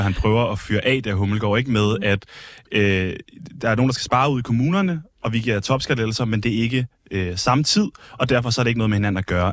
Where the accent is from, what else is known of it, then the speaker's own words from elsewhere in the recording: Skive, Central Denmark Region, Denmark; now in Copenhagen, Denmark; jeg er fra Skive og boet der mange år